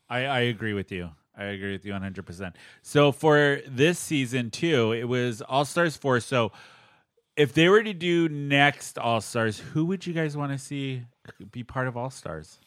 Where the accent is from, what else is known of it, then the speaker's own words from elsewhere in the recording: San Diego, California, United States; I grew up in San Diego